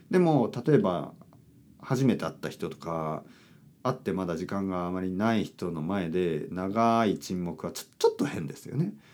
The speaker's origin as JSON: {"language": "Japanese", "region": "Kyushu", "country": "Japan", "said": "いや本当にまあまあ僕あの九州出身なんですけど、"}